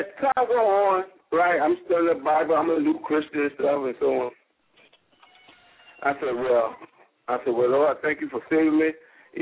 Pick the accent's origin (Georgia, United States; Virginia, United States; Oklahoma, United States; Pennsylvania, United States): Virginia, United States; moved away; also born or lived in Jacksonville, Florida; my hometown of Virginia.